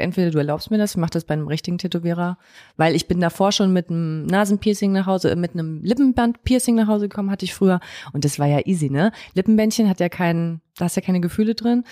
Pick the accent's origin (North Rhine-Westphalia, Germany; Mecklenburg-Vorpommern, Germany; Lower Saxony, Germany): Mecklenburg-Vorpommern, Germany; Zinnowitz; moved away; als ich damals äh, weggezogen bin aus Mecklenburg-Vorpommern